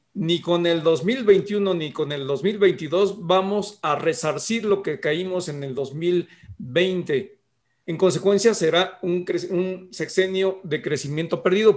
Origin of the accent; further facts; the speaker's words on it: Mexico; somos vecinos de Estados Unidos